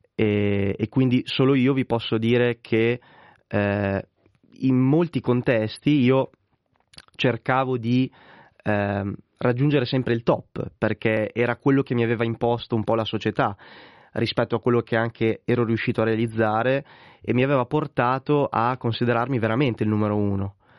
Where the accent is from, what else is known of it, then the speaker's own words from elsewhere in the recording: Correggio, Emilia-Romagna, Italy; in una squadra di parrocchia del mio paese che è Correggio in provincia di Reggio Emilia